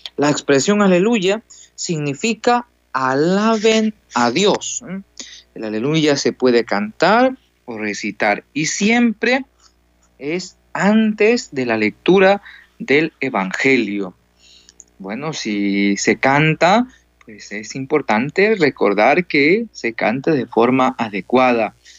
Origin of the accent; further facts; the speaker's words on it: Ecuador; moved away as an adult; now in El Salvador; Entonces estamos aquí de misionero y soy de Ecuador